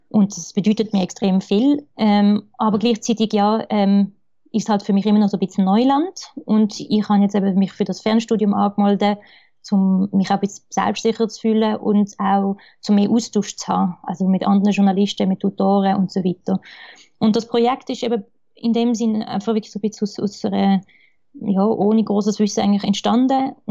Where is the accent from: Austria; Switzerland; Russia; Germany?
Switzerland; es ist eigentlich aus der Sicht eben von, von, mir als, als Schweizer Architektin geschrieben.